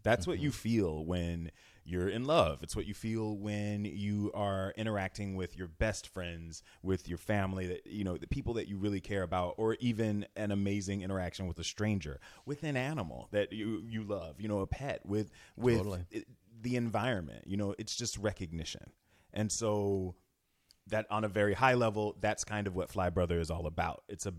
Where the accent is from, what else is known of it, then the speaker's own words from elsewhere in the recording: Florida, United States; I'm from Florida. So, when I was a foreign exange student when I was 16 years old.